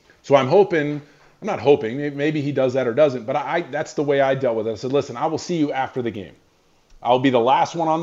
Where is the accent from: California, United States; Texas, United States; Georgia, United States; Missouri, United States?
Georgia, United States; Atlanta; you're a kid growing up in Atlanta. And like I said, I grew up a Bears fan